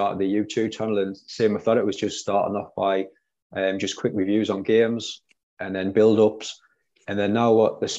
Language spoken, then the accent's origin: English; Durham, North East England, United Kingdom; I'm originally from Durham, so it's quite a small area.